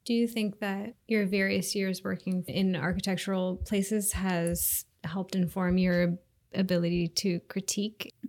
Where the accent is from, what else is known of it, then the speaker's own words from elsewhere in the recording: Seattle, Washington, United States; I live in the Old Ballard neighborhood and I grew up here in Seattle